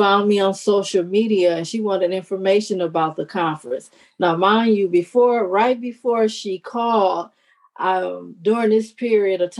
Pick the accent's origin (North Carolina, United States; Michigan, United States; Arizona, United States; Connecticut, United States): Michigan, United States; Detroit; I was born and raised in Detroit, Michigan